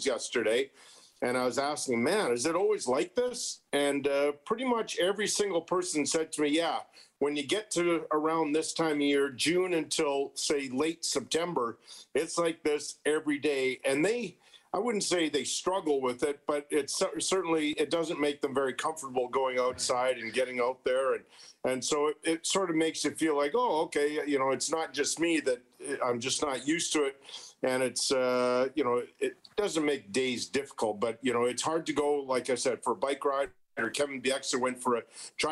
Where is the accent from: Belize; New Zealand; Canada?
Canada; moved away as an adult; now in Tampa, United States; as a Canadian coming down here